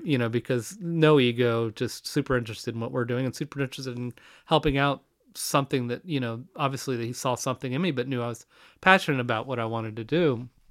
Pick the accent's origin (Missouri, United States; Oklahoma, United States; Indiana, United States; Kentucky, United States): Missouri, United States; Kansas City; moved away as an adult; also born or lived in Madison / California; I moved back from California to Kansas City.